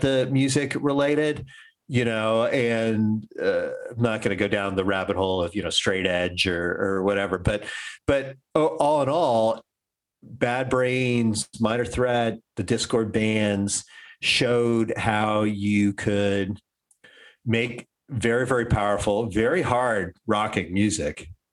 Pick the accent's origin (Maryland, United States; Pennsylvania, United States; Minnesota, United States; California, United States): Maryland, United States; DC suburbs; I grew up in Maryland, uh, in the DC suburbs in the 80s